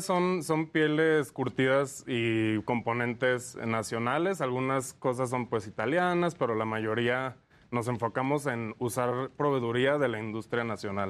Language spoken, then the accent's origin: Spanish; Lagos de Moreno, Jalisco, Mexico; now in Mexico City, Mexico; Somos de Jalisco, eh, eh, somos de Lagos de Moreno.